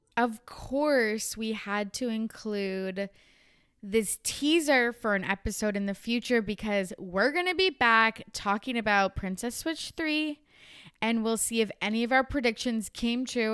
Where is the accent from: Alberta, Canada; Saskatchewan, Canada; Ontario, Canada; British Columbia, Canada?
British Columbia, Canada; Kamloops; moved away; I was home in my hometown Kamloops over Christmas break